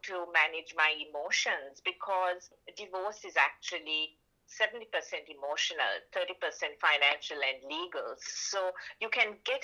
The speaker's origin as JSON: {"language": "English", "country": "Sri Lanka", "moved": "as an adult", "lives_now": "Melbourne, Australia", "said": "I'm from Sri Lanka"}